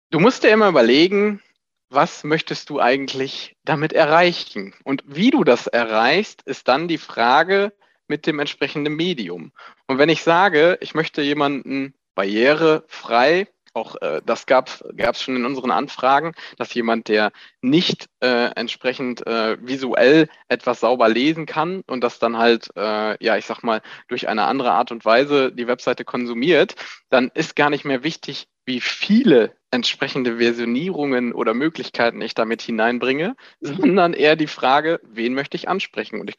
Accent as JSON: {"language": "German", "town": "Epe", "region": "North Rhine-Westphalia", "country": "Germany", "lives_now": "Gescher, Germany", "said": "29 Jahre jung. Ich komme ursprünglich aus Epe, äh, die Liebe hat mich nach Gescher hingezogen."}